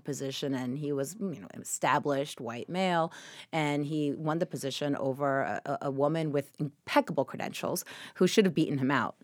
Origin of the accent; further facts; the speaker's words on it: Argentina; moved away; I come from Argentina